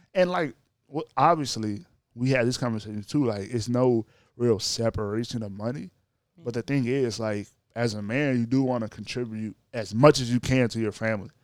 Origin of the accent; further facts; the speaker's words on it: Louisiana, United States; my home state